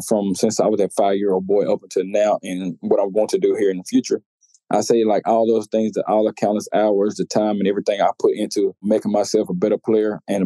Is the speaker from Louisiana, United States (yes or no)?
yes; Louisiana, United States; being from Louisiana, growing up in Louisiana, like, LSU was always a dream school.